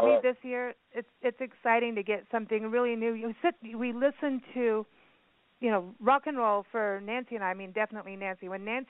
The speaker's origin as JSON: {"language": "English", "country": "South Africa", "tie": "born or raised there", "also_born_or_lived": "Kenya", "said": "when I grew up in South Africa and in Kenya, I heard all the music through her"}